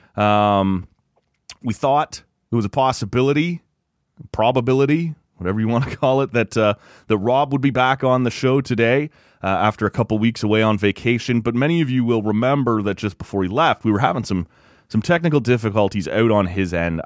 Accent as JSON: {"language": "English", "area": "Kawarthas", "region": "Ontario", "country": "Canada", "tie": "born or raised there", "said": "I grew up in the Kawarth as, you know, every weekend we'd be boating or cottaging or camping"}